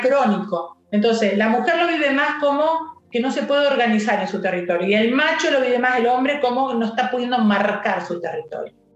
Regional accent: Villa Carlos Paz, Córdoba, Argentina; soy de Carlos Paz

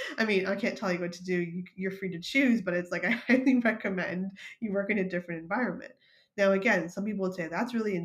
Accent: Canada; moved away as an adult; now in United States; I'm Canadian

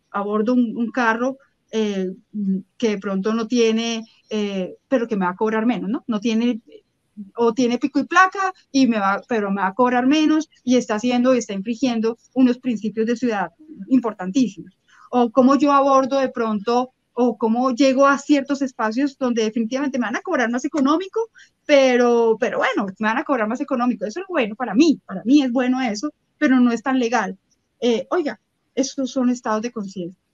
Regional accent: Bogotá, Colombia; soy colombiana, yo puedo ser muy bogotana, pero soy colombiana

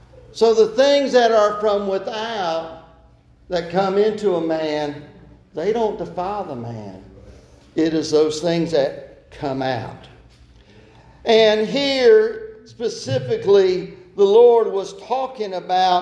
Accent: Brooklyn, United States; born or raised there

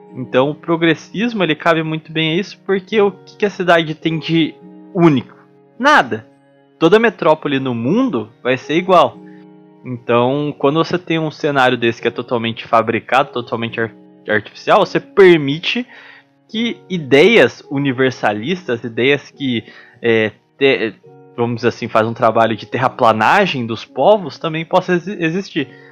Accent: São Paulo, Brazil; eu sou de São Paulo, é, não capital, mas do estado de São Paulo

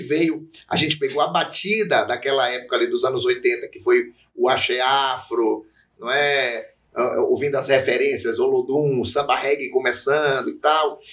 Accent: Feira de Santana, Bahia, Brazil; eu sou feirense, né? Eu já nasci em Feira de Santana.

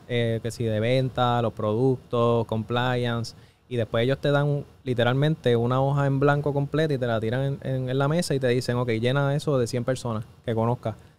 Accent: Mayagüez, Puerto Rico; Yo como tal soy de Mayagüez, Puerto Rico

